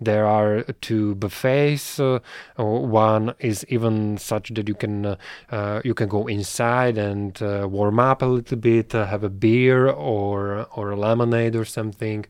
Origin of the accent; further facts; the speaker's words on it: Bratislava, Bratislava Region, Slovakia; I'm from Bratislava